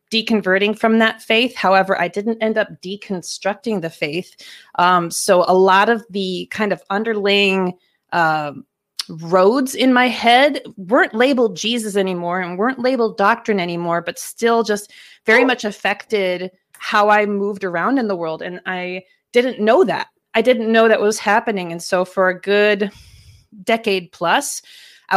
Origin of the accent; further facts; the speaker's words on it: Minnesota, United States; I grew up here in Minnesota and was raised in a pretty evangelical Midwestern family